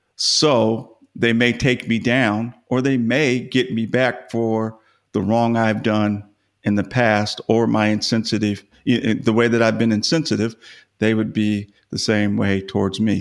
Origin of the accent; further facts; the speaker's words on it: Los Angeles, California, United States; now in Dallas, United States; I grew up in Los Angeles